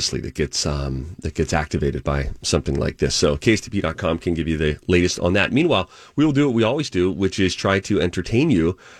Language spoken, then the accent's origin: English; Pennsylvania, United States; moved away; my home state